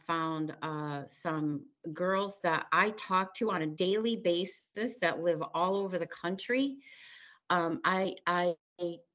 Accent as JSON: {"language": "English", "region": "Connecticut", "country": "United States", "said": "I'm from Connecticut. You're talking to me in Connecticut."}